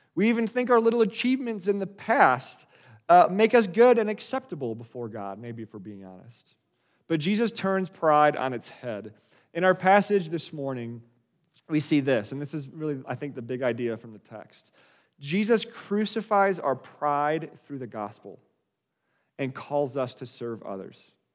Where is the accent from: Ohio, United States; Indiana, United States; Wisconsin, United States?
Wisconsin, United States; moved away; also born or lived in Colorado; I grew up in Wisconsin. Uh, it's, it's where we were living before my family and I moved, uh, to Colorado